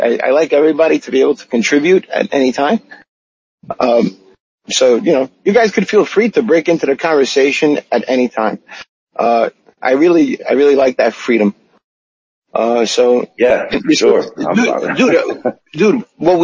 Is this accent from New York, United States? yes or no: yes; New York, United States; I'm a New Yorker. I'm a citizen of New York